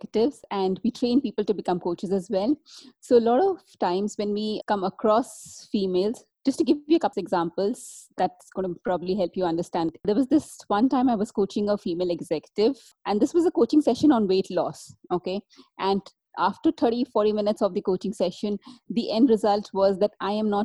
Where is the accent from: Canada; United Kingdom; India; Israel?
India; As I was growing up in India 20, 30 years back